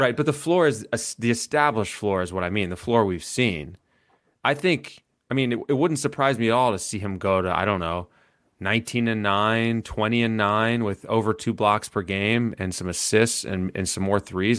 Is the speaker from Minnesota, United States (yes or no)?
no; Atlanta, Georgia, United States; a kid who grew up in Atlanta